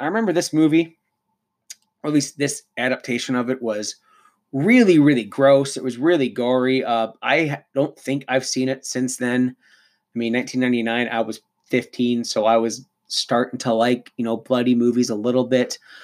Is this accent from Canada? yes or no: yes; Cannington, Ontario, Canada; moved away; also born or lived in Lindsay, Ontario; I was back home in my old stomping grounds in Cannington, Ontario. I was born in Lindsay.